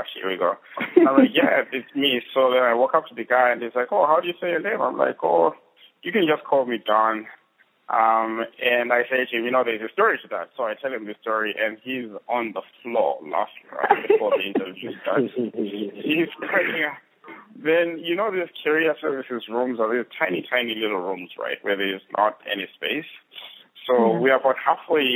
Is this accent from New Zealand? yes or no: no; Bulawayo, Zimbabwe; I grew up in Zimbabwe, in a small-ish town called Bulawayo, last of 5 kids